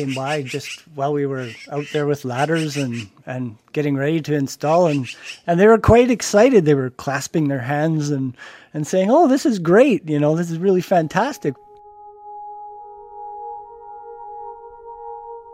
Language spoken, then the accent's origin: English; Edmonton, Alberta, Canada; also born or lived in Lethbridge; I'm an artist from Edmonton. I work mainly in sculpture.